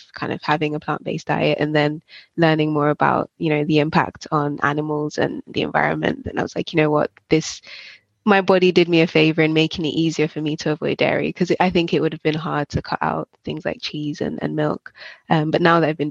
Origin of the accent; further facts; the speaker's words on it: Jamaica; moved away; I grew up in Jamaica and we'd have cooked lunches at school